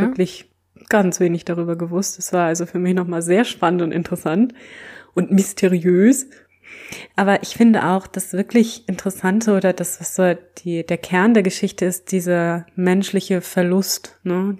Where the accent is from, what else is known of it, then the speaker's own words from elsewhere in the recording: Germany; als Deutsche